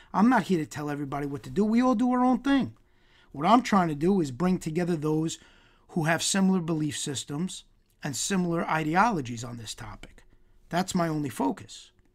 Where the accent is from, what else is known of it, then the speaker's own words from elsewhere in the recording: New York, United States; I'm Italian from New York